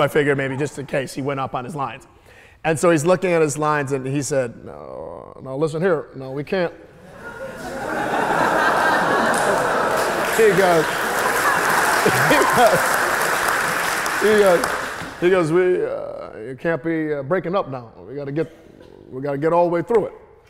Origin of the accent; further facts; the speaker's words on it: Midwest, United States; I mean a dialect that has its origins in the South, especially because I'm from the Midwest.